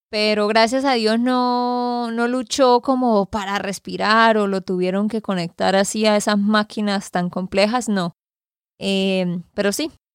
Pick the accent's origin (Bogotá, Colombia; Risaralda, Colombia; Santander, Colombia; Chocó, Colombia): Santander, Colombia; de Santander, Colombia